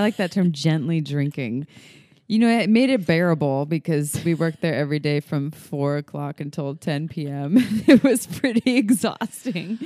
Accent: Santa Cruz, California, United States; She moved to Santa Cruz, my hometown.

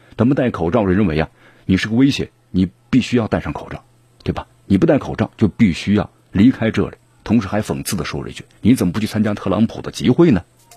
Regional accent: China; 我们中国人

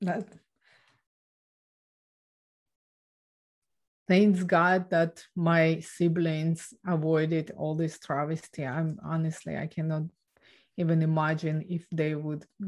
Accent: Ukraine; now in Canada; So I was born and raised in Ukraine

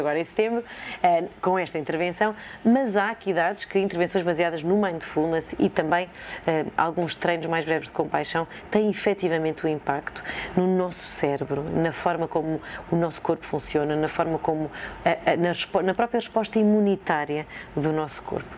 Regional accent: Sátão, Viseu, Portugal; now in Coimbra, Portugal; cresci eh, no Sátão, que é uma vila perto de Viseu

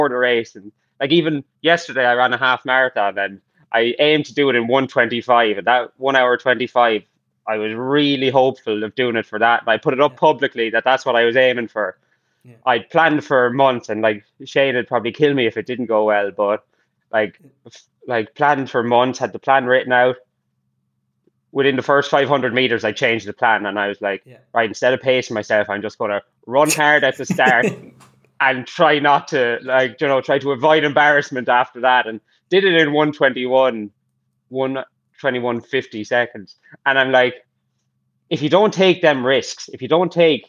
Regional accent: Ireland; growing up in Ireland

